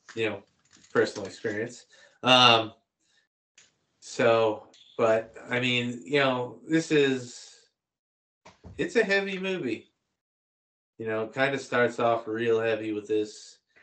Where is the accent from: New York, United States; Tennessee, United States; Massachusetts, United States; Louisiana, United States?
Massachusetts, United States; Boston; we're both from Boston